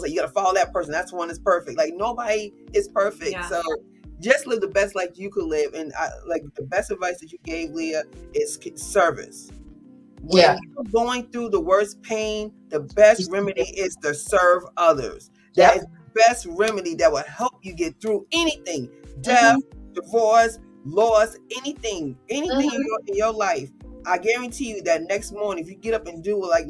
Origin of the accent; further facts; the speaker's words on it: New Jersey, United States; now in North Carolina, United States; we're both from Jersey though. We're both Jersey girls.